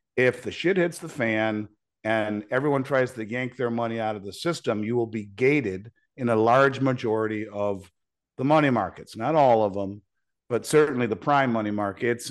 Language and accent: English; United States; as a father as an American